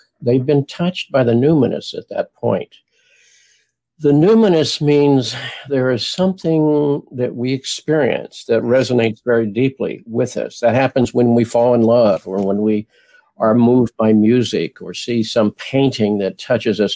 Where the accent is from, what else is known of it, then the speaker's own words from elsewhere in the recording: Springfield, Illinois, United States; also born or lived in Houston; now in Washington, United States; as a child, I grew up in Springfield, Illinois